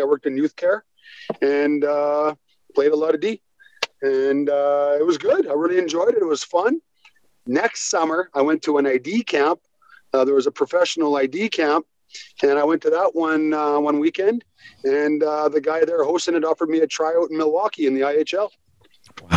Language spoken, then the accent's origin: English; Squamish, British Columbia, Canada; also born or lived in Vancouver; I was born in Vancouver, raised in a town called Squamish, which is halfway between Vancouver